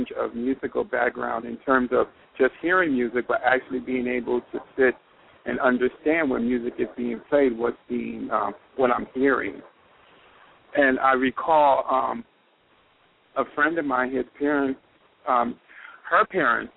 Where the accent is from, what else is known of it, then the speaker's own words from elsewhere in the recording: York, Pennsylvania, United States; I came from York, Pennsylvania, and York High was the local high school